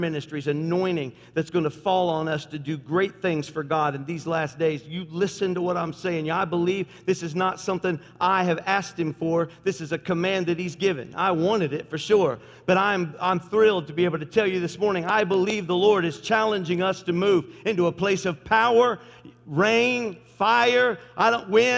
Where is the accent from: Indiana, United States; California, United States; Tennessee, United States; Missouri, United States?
Tennessee, United States; I am from Tennessee. My family's all from Tennessee